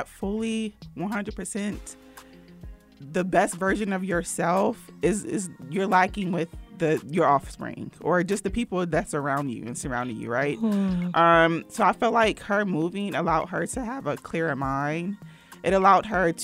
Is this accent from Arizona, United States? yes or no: no; North Carolina, United States; moved away as an adult; also born or lived in New Jersey / Durham, North Carolina; now in Atlanta, United States; My mom moved down to North Carolina to give us a better life